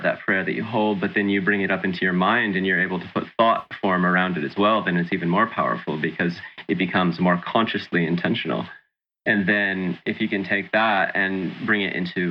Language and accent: English; Sacramento, California, United States; moved away as an adult; also born or lived in New South Wales, Australia; now in Byron Bay, Australia; I'm from California originally. I was born in Sacramento